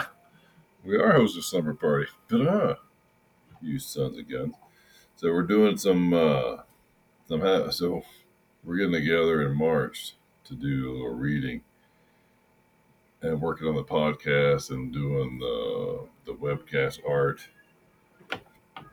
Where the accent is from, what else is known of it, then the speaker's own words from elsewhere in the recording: near Denton, Northern Texas, United States; also born or lived in Western Oklahoma; now in Oklahoma, United States; I grew up in Texas, man. Northern Texas by Denton